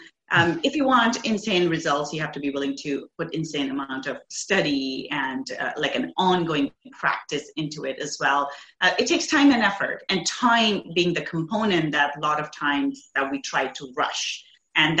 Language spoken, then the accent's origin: English; India; now in Canada; So I grew up in India. I moved to Canada 20 years ago.